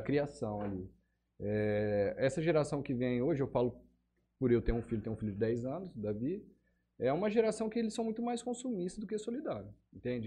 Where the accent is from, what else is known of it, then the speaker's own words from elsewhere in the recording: Votuporanga, São Paulo, Brazil; moved away; Eu sou de Votuporanga, né? É, lá também fazia parte do grupo de jovens da igreja